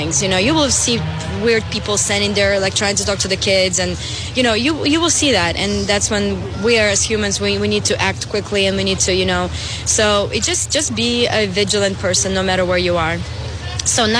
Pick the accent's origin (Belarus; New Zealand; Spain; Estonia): Belarus; now in Florida, United States; I'm originally from Belarus